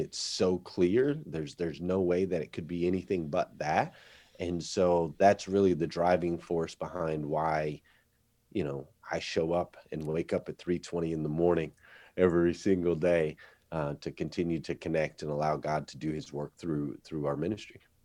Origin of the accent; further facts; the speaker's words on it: Flagstaff, Arizona, United States; where I grew up there in Arizona